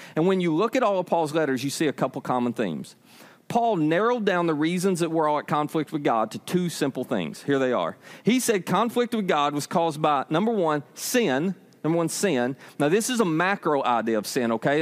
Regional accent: United States; I was born in Hickman County.

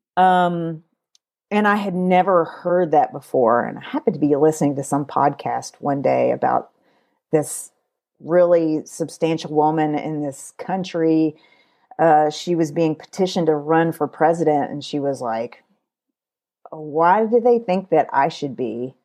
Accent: Kentucky, United States; I was born in Kentucky. I'm a Kentucky girl.

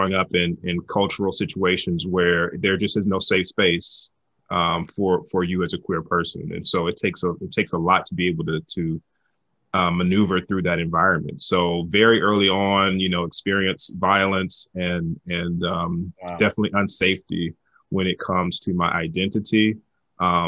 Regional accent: Birmingham, Alabama, United States; moved away as an adult; also born or lived in Atlanta, Georgia / New York; now in Fullerton, United States; I'm Alabama by birth, as I say, growing up in Birmingham, went to college at Morehouse College in Atlanta

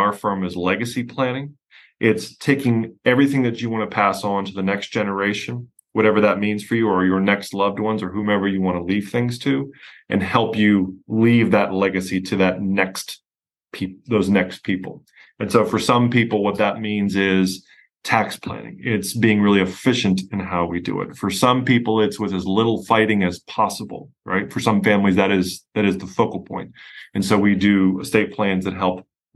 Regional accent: Pennsylvania, United States; accent: hard Yankee accent, Pennsylvania drawl; moved away as an adult; now in Houston, United States; I'm from Pennsylvania originally, where I had my own firm

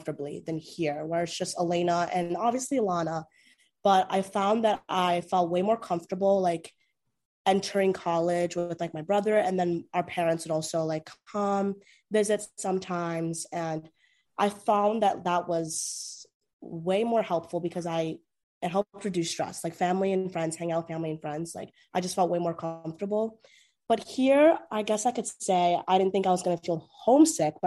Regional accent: Townsend, Delaware, United States; moved away as an adult; now in Los Angeles, United States; I'm also from Townsend, Delaware

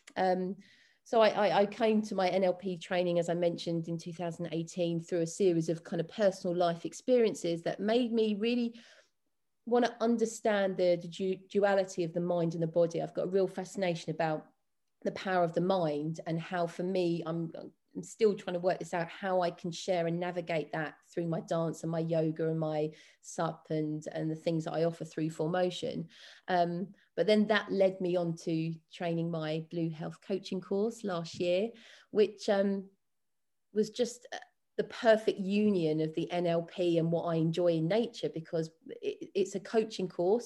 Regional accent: London, United Kingdom; also born or lived in Windsor; now in Cornwall, United Kingdom; I'm from West London originally to then go and live in, in Windsor for fourteen years

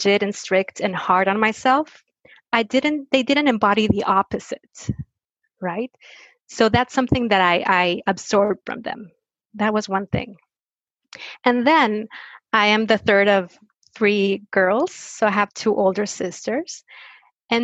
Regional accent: Mexico; I was born and raised in Mexico

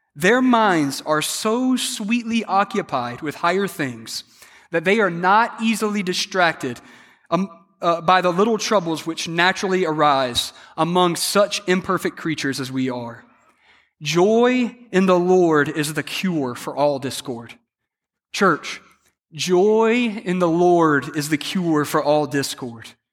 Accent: South Carolina, United States; I was raised in South Carolina, so I'm a big Clemson fan

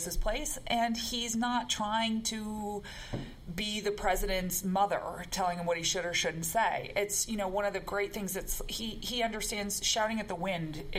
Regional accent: Lexington, Massachusetts, United States; I'm from the other Lexington, the original Lexington, I went to Massachusetts

